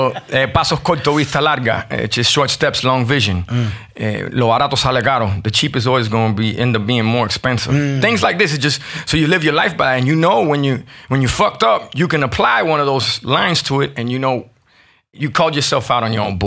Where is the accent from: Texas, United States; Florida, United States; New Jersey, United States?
Florida, United States; Miami; growing up in Miami in the 80s